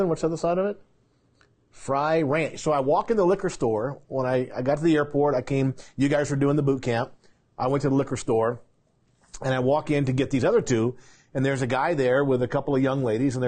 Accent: Colorado Springs, Colorado, United States; my hometown of Colorado Springs, Colorado

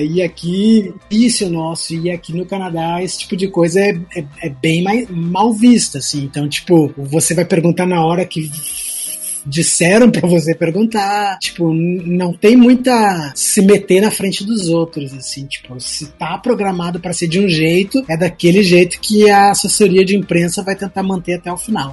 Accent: Porto Alegre, Rio Grande do Sul, Brazil; Eu sou de, de, sou de Porto Alegre

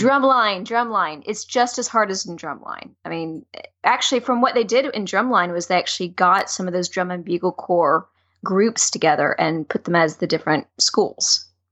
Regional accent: the South, United States; I grew up in the South

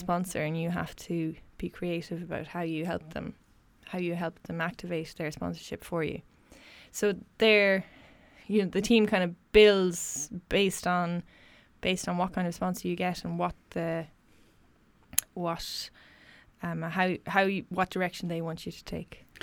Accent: Westport, Connacht, Ireland; also born or lived in Galway; I am a proud Mayo woman. I grew up in Westport, um, County Mayo

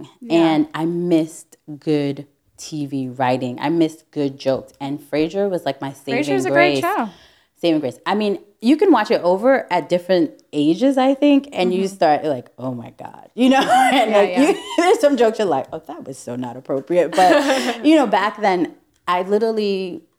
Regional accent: New York City, New York, United States; I'm a New Yorker.

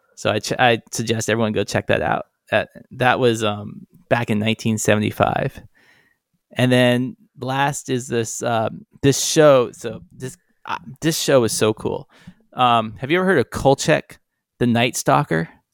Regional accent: Charlottesville, Virginia, United States; growing up in Virginia

